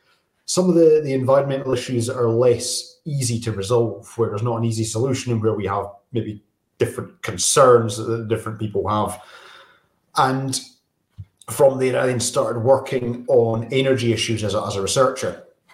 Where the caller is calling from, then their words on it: Oban, Scotland, United Kingdom; I'm joining you from Oban on the west coast of Scotland, where miraculously it is not raining.